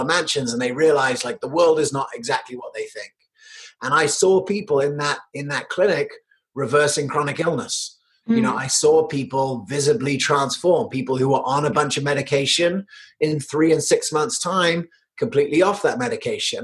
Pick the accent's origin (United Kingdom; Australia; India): United Kingdom; also born or lived in United States; I was born in America. I grew up in the UK